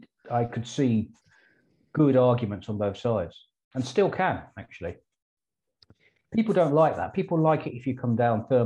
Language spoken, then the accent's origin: English; England, United Kingdom; I am English to a mad extent.